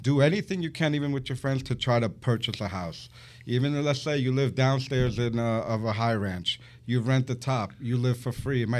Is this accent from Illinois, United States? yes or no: no; Long Island, New York, United States; also born or lived in Palm Beach County, Florida; My parents are from Colombia. I was born and raised here in Long Island, New York.